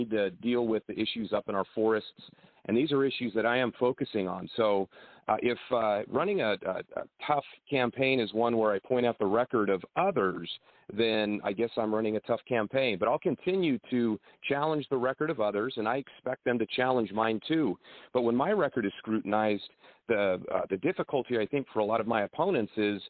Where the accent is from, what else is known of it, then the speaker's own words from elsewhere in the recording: the Valley, California, United States; I am from the Valley. Agriculture is a big part of what we do here in Fresno County